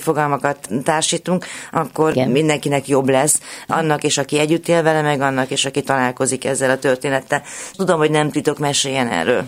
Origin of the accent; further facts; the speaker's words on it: Cluj-Napoca, Cluj County, Romania; now in Hungary; a szülővárosomból, Kolozsváról